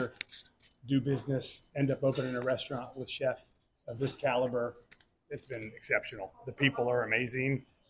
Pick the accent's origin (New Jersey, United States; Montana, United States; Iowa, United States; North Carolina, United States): North Carolina, United States; Charlotte; also born or lived in Lake Norman; Born and raised in Charlotte, always visited Lake Norman when I was a young kid.